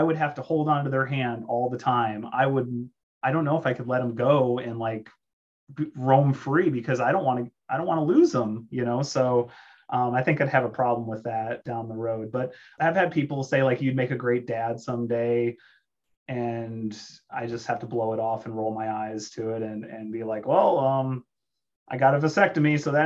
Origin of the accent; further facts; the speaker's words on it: South Dakota, United States; I'm from South Dakota and it's a pro-life state